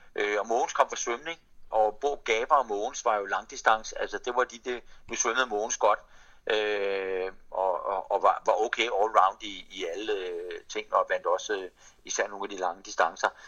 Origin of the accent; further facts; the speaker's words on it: Denmark; som dansker